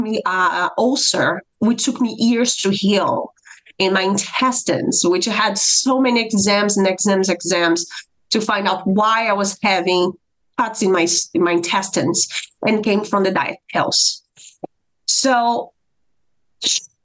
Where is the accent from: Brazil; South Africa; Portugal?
Brazil; moved away as an adult; now in United States; I am from Brazil